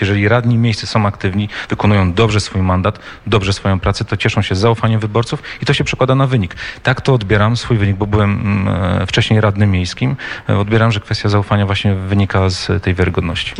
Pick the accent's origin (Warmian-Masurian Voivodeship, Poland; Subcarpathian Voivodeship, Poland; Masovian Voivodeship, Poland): Warmian-Masurian Voivodeship, Poland; Olsztyn; mojego rodzinnego miasta Olsztyna